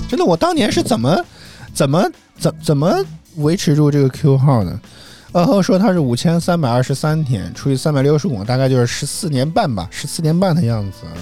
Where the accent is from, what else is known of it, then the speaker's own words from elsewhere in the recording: Guangdong, China; 作为一个广东人都觉得太麻烦了